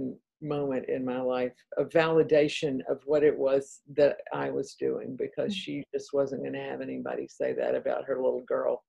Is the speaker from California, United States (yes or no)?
no; Atlanta, Georgia, United States; accent: Southern; moved away as an adult; also born or lived in Tennessee / North Carolina; now in Virginia, United States; I am a Southerner, as you probably can tell by my accent. Grew up in Atlanta, Georgia